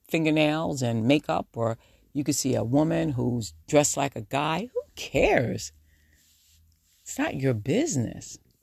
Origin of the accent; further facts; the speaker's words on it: New York, United States; accent: New Yorker; Do I really have a New Yorker attitude? they say I do. My New Yorker accent